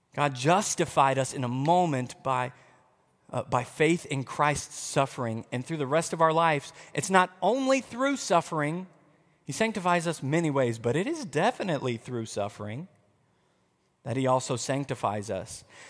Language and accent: English; United States; we're American